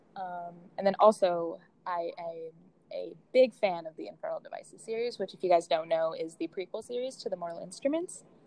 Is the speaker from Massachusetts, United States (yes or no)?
yes; Boston, Massachusetts, United States; moved away as an adult; now in Washington, D.C., United States; I'm originally from Boston, but I'm also in D.C. going to the George Washington University